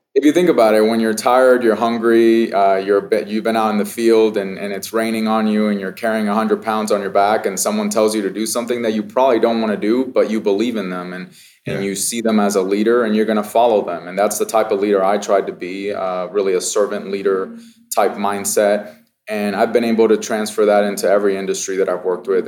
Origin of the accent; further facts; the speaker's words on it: Las Vegas, Nevada, United States; I grew up in Vegas, so this is my hometown